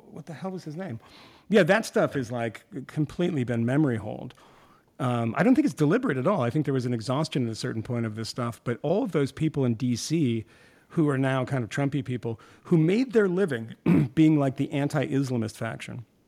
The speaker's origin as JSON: {"language": "English", "country": "Iran", "tie": "born or raised there", "moved": "yes", "said": "I was born in Iran"}